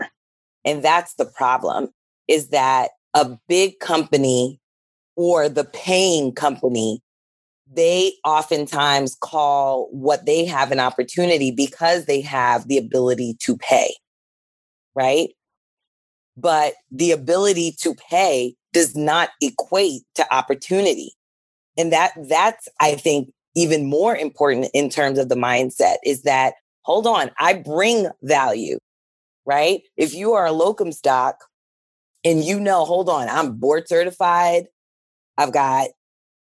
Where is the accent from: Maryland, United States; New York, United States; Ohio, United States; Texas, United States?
New York, United States; New York City; moved away as an adult; now in New Jersey, United States; I'm from Brooklyn.